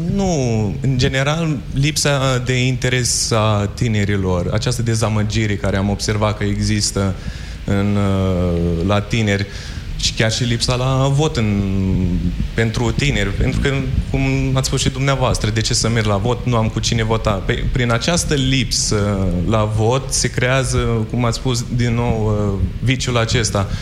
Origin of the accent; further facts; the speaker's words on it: Suceava County, Romania; din județul Suceava